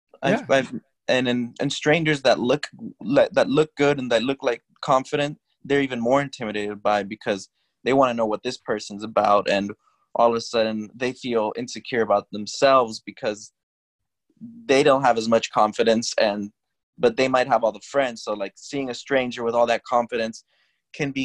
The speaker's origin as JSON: {"language": "English", "town": "Miami", "region": "Florida", "country": "United States", "moved": "yes", "said": "I'm from Miami"}